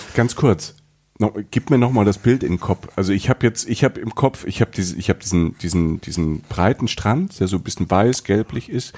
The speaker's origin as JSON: {"language": "German", "region": "Southern Germany", "country": "Germany", "said": "ich als ähm, Süddeutscher"}